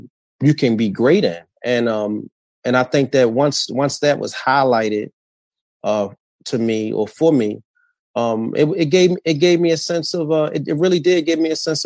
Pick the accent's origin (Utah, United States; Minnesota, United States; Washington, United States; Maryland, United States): Maryland, United States; Baltimore; I grew up in Northwest Baltimore. In the Park Heights community.